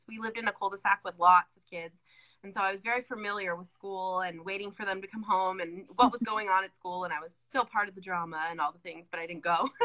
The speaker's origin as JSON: {"language": "English", "region": "California", "country": "United States", "tie": "born or raised there", "moved": "as an adult", "lives_now": "Colorado, United States", "said": "I was born and raised in California"}